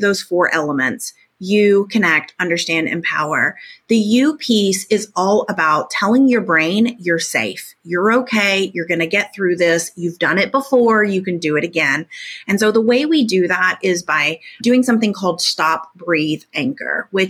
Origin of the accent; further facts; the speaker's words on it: Tornado Alley, United States; now in Little Rock, United States; I grew up in Tornado Alley. I live in Tornado Alley again. We actually just had a tornado rip through Little Rock where I live just recently